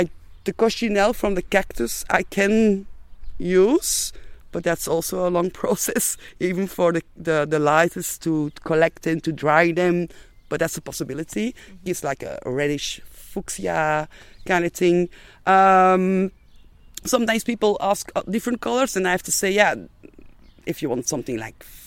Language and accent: English; Belgium; moved away as an adult; also born or lived in Antwerp; now in Ibiza, Spain; we are from Belgium.